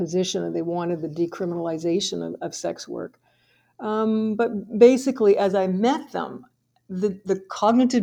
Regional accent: Fredericton, New Brunswick, Canada; I'm from Fredericton, New Brunswick.

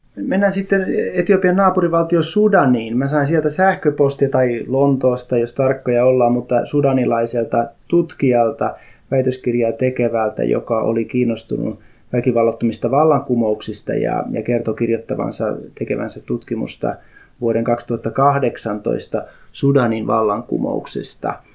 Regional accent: Häme, Tavastia, Finland; also born or lived in South Ostrobothnia (parents); now in Uusimaa, Finland; hämäläinen, koska olen syntynyt Hämeessä, vai uusmaalainen, koska asun uudella maalla?

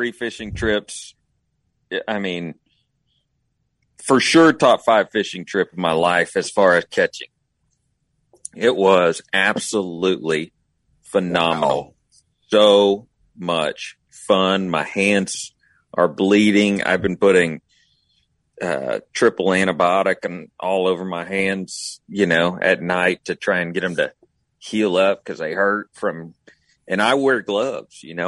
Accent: Texas, United States; I'm a Texan

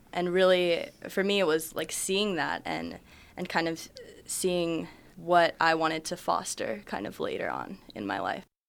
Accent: United States; I'm half Japanese, half Irish, so I've been to Ireland a lot. I go to Little Tokyo all the time, but, you know, I'm a, I'm American

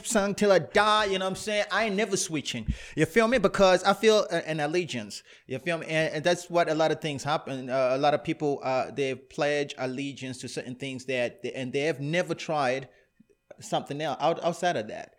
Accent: Canada; I'm Afro-Canadian

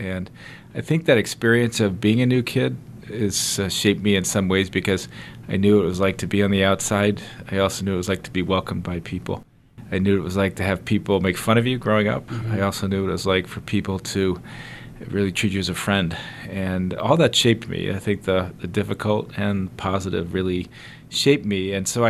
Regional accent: Connecticut, United States; also born or lived in Philadelphia, Pennsylvania / New Jersey; Yes, so I grew up in a family of five, and I was born in Philadelphia, and I grew up on the East Coast. So for the most part, we grew up in Connecticut, New Jersey.

